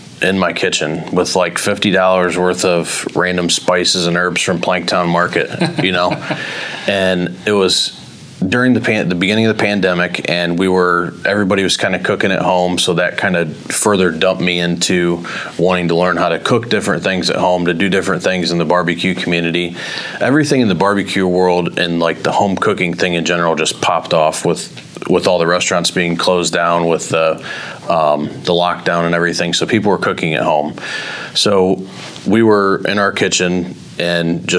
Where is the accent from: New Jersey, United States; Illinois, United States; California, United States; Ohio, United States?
Ohio, United States; Willard; I was born and raised in Willard, Ohio. I still live in Willard